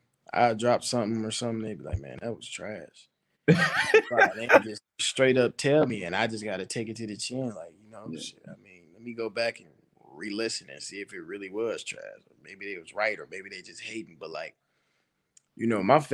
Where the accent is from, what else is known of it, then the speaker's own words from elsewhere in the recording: Pontiac, Michigan, United States; coming from Pontiac and being in such a messed up situation in life, it motivated me to be better